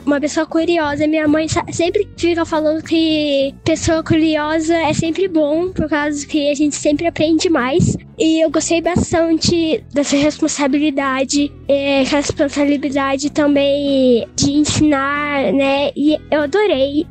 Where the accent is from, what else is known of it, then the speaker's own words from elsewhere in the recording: Campinas, São Paulo, Brazil; Eu sou de Campinas, de São Paulo